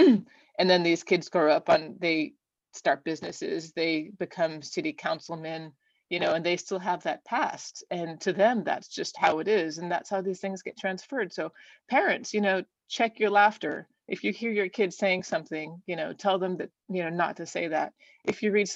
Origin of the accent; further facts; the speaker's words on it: Southern Oregon, United States; I grew up in Southern Oregon